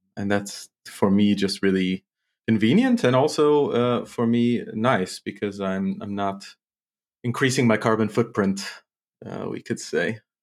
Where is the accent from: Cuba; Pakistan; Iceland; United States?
United States; St. Louis, Missouri; moved away as an adult; now in Mainz, Germany; I'm from Saint Louis, Missouri, which is in, it's quite central in the United States